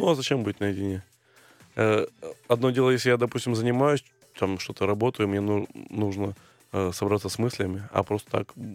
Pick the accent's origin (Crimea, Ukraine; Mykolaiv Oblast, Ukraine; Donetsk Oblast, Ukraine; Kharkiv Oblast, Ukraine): Crimea, Ukraine; в Крыму, откуда я родом, было, было мало перспектив, ну, не было сильных тренеров